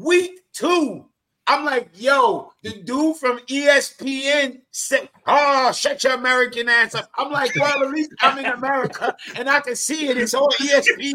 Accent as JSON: {"language": "English", "country": "Jamaica", "said": "I'm Jamaican"}